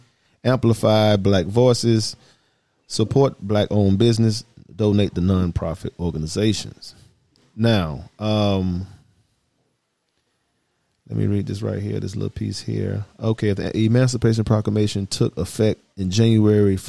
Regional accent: Atlanta, Georgia, United States; I'm from the South. I'm from Atlanta.

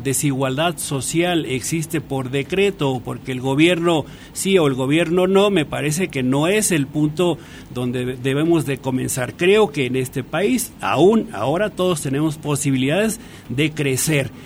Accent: Valle del Mezquital, Hidalgo, Mexico; moved away; also born or lived in Mexico City; soy egresado del Valle del Mezquital, una zona muy pobre del estado de Hidalgo

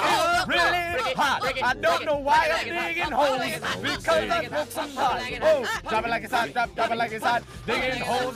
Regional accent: New York City, New York, United States; I'm from Queens, New York. Jamaica, Queens

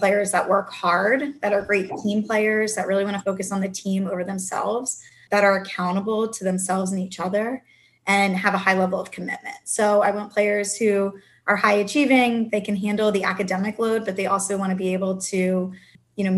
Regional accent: West Chester, Pennsylvania, United States; I grew up in Westchester, Pennsylvania, and I've actually stayed in Pennsylvania for most of my coaching career

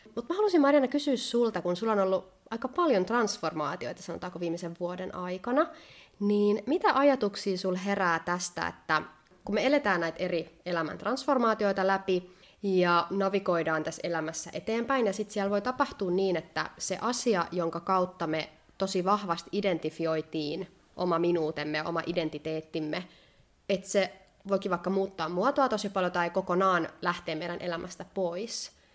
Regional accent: Finland; now in Spain; mä oon kotoisin Suomesta

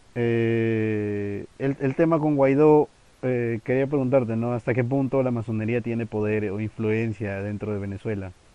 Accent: Peru; como peruano, porque si no, mis compatriotas me van a crucificar

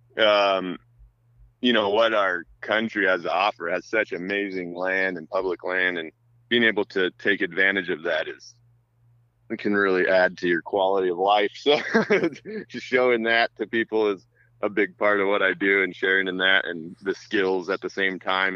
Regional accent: North Idaho, United States; moved away; also born or lived in Virginia / Russia; we grew up in North Idaho

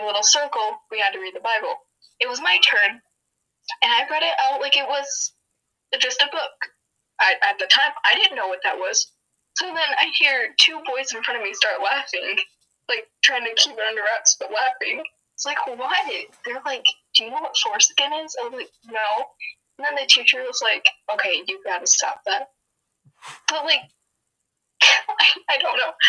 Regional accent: Portage, Michigan, United States; I was born in Portage

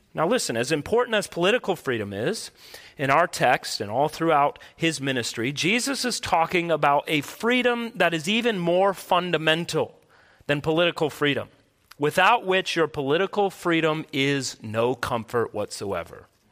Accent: United States; as American people

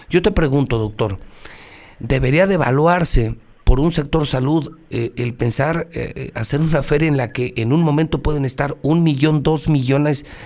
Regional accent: Aguascalientes, Mexico; ¿Qué debo hacer yo como mexicano, como hidrocálido?

